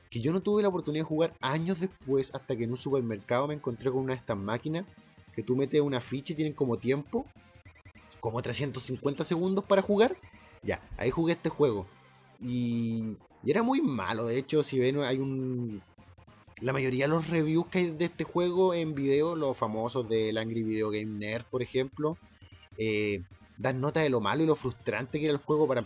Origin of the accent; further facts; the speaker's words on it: Santiago, Santiago Metropolitan Region, Chile; ahora es un santiaguino como yo, nacido y criado en Santiago